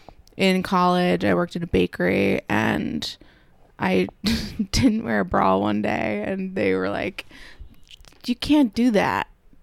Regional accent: Pennsylvania, United States; moved away as an adult; also born or lived in Philadelphia / Easton; now in New York City, United States; I'm from Pennsylvania.

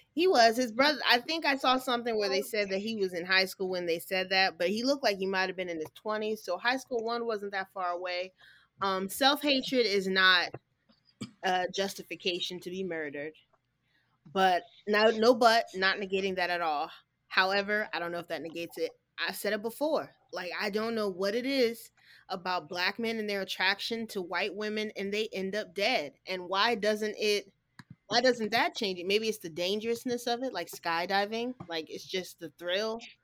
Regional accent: Texas, United States; I was born in Texas

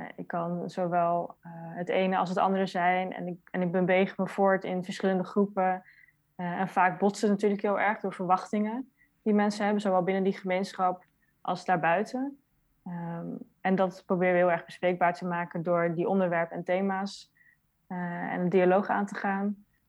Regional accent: Netherlands; Ik ben zelf geboren in Nederland

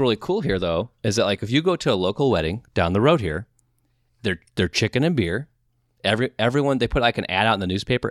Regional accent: Midwest, United States; we're from the Midwest

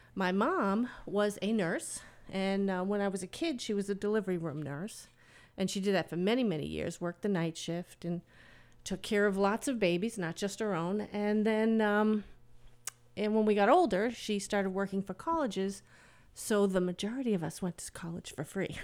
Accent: Medford, Massachusetts, United States; moved away as an adult; now in Stratford, United States; I'm originally from Medford, which is, like, two or three miles outside of Boston, so I'm a Bostonian.

